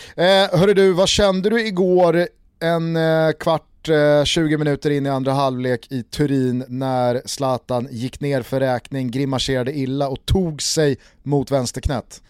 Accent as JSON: {"language": "Swedish", "country": "Sweden", "said": "som svensk"}